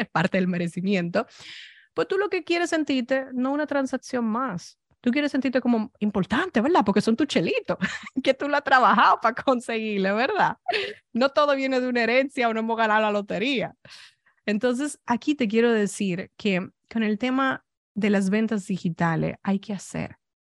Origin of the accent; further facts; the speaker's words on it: Dominican Republic; also born or lived in Spain; now in United States; Yo soy dominicana